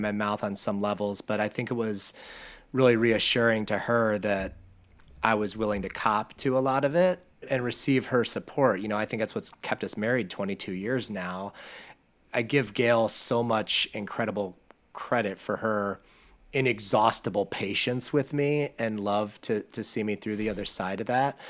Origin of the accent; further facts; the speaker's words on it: Akron, Ohio, United States; I'm from the Midwest. I live in Akron, Ohio, Northeast Ohio